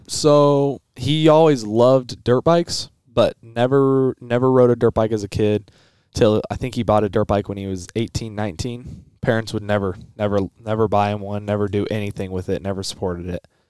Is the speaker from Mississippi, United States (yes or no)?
no; Colorado, United States; I'm from Colorado.